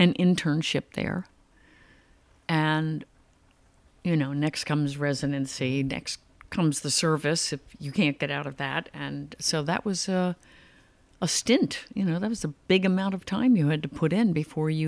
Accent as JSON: {"language": "English", "town": "Haddonfield", "region": "New Jersey", "country": "United States", "tie": "born or raised there", "also_born_or_lived": "California", "moved": "as an adult", "said": "I grew up, it was near Philadelphia, I was in Haddonfield"}